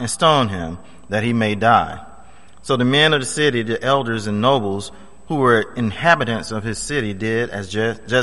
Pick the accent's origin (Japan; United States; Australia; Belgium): United States; Florida; when I was growing up in Florida